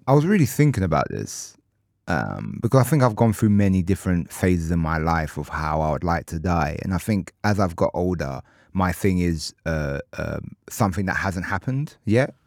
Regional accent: Ilford, London, United Kingdom; I'm from Ilford

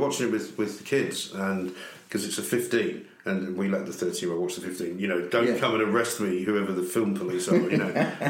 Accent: London, United Kingdom; we grew up in Hampstead, very nice part of the world. We didn't have any money because in those days you didn't need to live in Hampstead. My dad rented a flat

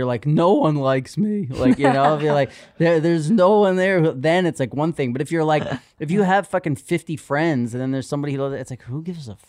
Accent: New York City, New York, United States; It's another thing about growing up in New York City.

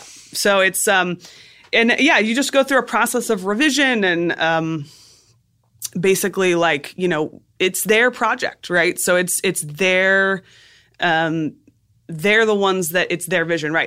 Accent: South Florida, United States; moved away as an adult; also born or lived in Boston; South Florida.

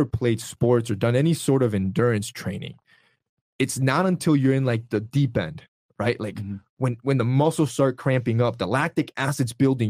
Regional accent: Honduras; I'm from Honduras.

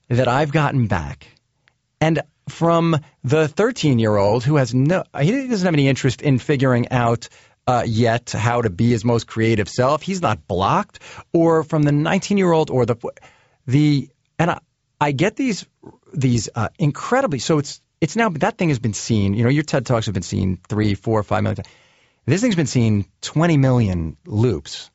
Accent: United States

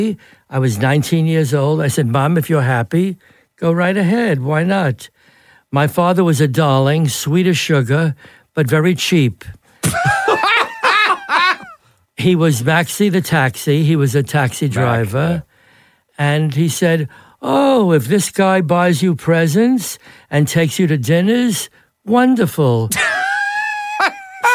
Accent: New York City, New York, United States; I was born in Brighton Beach, right on the water.

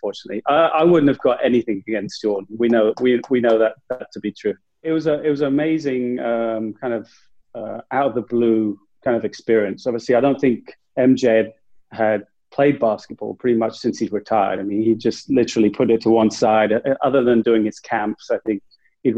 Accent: England, United Kingdom; I'm from England

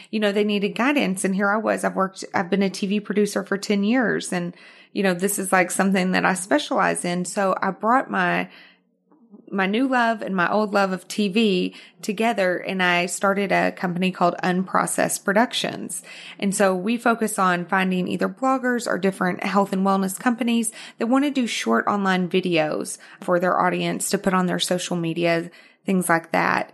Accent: Arkansas, United States; accent: Arkansas; moved away as an adult; also born or lived in Houston, Texas / New York; now in Los Angeles, United States; I was born in Houston, but I was raised in Arkansas

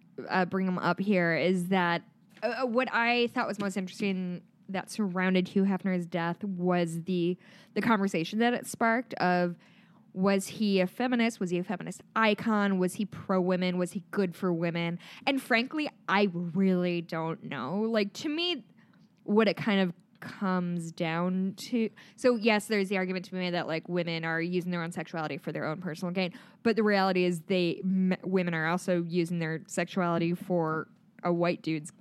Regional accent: Midwest, United States; accent: Midwestern; My Midwestern accent really comes out with DACA.

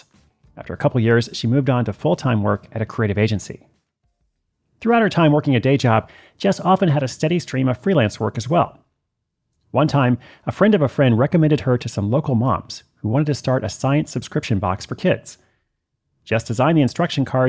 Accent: Portland, Oregon, United States; I wrote a travel column for the Oregonian. That's my hometown paper in Portland

